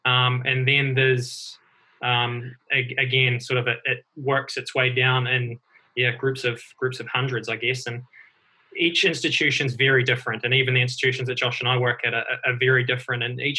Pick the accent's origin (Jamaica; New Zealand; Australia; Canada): New Zealand; moved away as an adult; now in United States; My background's a little bit different, obviously born and raised in New Zealand. I took a leap of faith probably 6 years ago now to come to the States